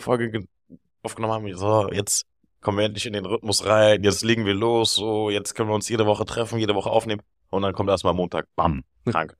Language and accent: German; Berlin, Germany; ich bin aus Berlin